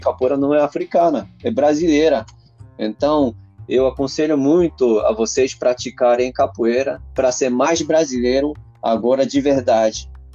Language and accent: Portuguese; Japan; Portuguese is a second language; moved away; also born or lived in Brazil; o povo japonês